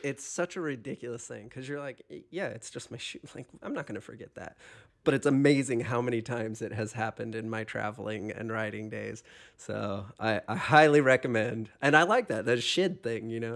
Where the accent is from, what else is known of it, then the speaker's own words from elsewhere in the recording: Hawaii, United States; moved away; also born or lived in Pacific Northwest / Illinois; I grew up in Hawaii